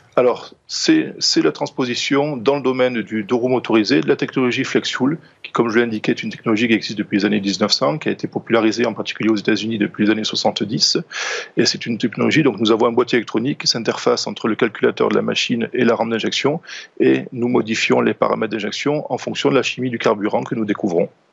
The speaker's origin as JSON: {"language": "French", "country": "France", "said": "par chez nous en France"}